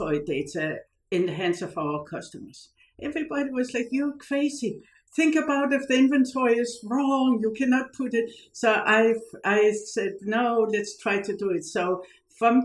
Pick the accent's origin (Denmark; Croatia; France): Denmark; Odense, Southern Denmark; moved away as an adult; now in Silicon Valley, United States; I started in Denmark. I was born in the town of the fairy tale author Hans Christian Andersen